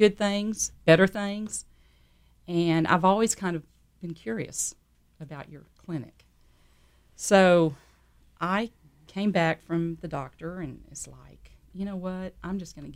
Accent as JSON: {"language": "English", "town": "San Antonio", "region": "Texas", "country": "United States", "tie": "born or raised there", "said": "I grew up in San Antonio, Texas"}